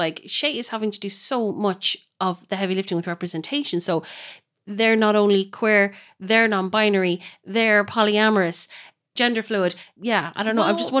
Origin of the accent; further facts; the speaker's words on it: United Kingdom; I'm a ginger. I'm a Brit.